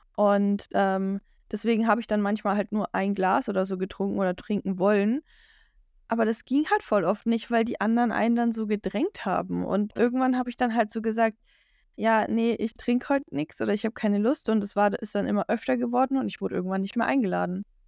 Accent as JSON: {"language": "German", "area": "Franconia", "region": "Bavaria", "country": "Germany", "said": "Ich, ich komme aus Franken, aber Franken ist in Bayern"}